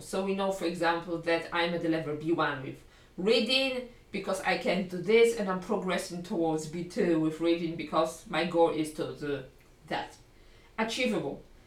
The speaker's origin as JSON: {"language": "English", "country": "Poland", "first_language": "Polish", "second_language": "English", "said": "my first language, L1, I'm Polish"}